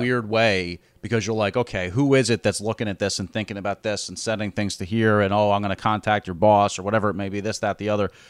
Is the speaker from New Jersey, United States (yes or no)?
yes; Glen Ridge, New Jersey, United States; Glen Ridge, which is my hometown